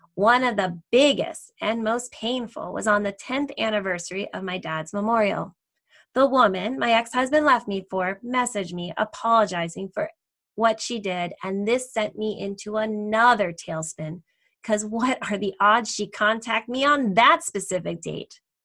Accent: New Jersey, United States; also born or lived in Delaware; I grew up in New Jersey near New York City

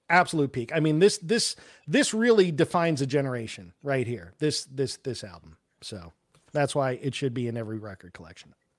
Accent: New York, United States; I'm from New York

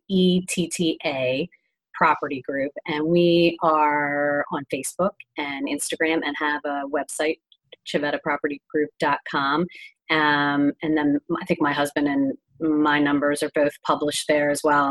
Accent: Philadelphia, Pennsylvania, United States; also born or lived in Florida; we're from Philly

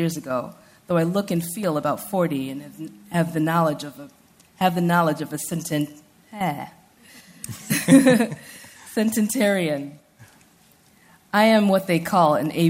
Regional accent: United States; I was born and raised in the United States, I'm also Nigerian American

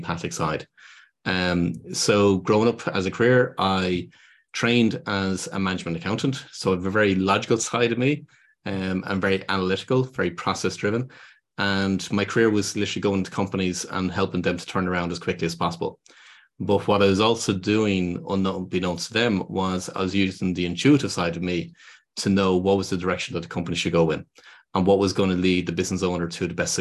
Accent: Dublin, Leinster, Ireland; I'm from Dublin in Ireland

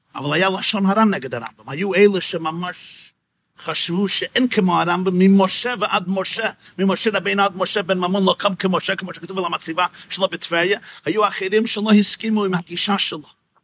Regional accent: New York, United States; השכונה שבה גדלתי ושם נולדתי, בקרון הייטס בברוקלין, ניו יורק

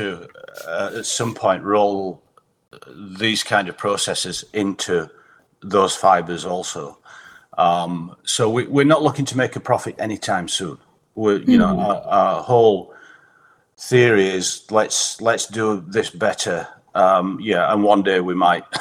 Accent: Huddersfield, Yorkshire and the Humber, United Kingdom; moved away as an adult; also born or lived in Bradford; now in United States; I grew up in Huddersfield

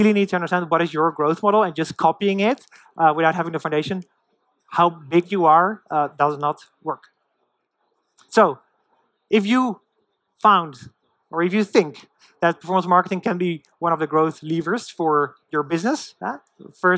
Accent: Netherlands; moved away; I'm from the Netherlands originally.

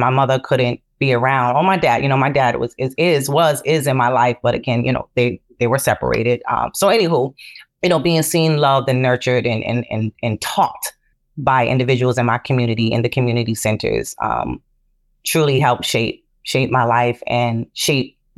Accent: Boston, Massachusetts, United States; I learned a lot in community centers where I grew up in Boston.

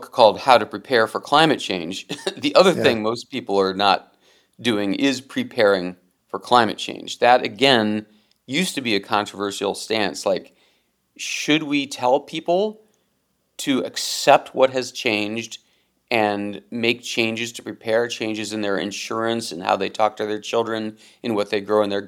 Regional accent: Cleveland, Ohio, United States; moved away as an adult; also born or lived in New York; growing up in Cleveland

